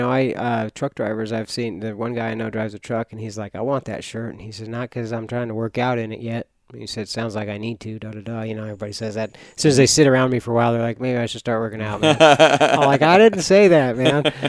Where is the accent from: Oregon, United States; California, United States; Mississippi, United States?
Oregon, United States; Myrtle Creek; I grew up in Myrtle Creek. I've had elk.